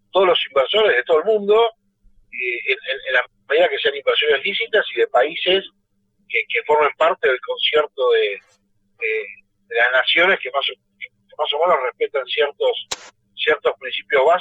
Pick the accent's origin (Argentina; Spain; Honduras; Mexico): Argentina